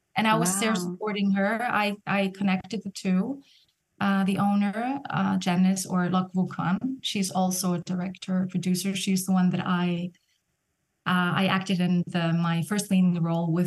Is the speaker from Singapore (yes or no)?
no; Iceland; now in Vienna, Austria; in Iceland, in my home country